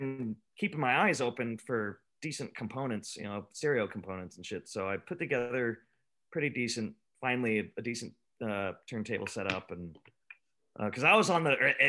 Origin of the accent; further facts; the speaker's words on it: Escondido, California, United States; I grew up in Escondido